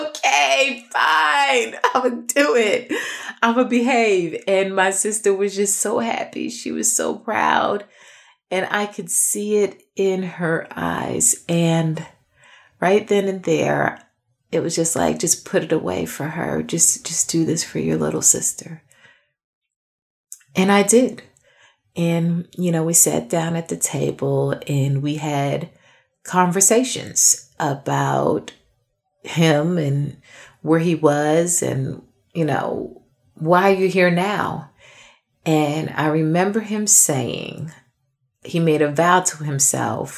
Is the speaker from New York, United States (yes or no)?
yes; New York, United States; I'm actually from New York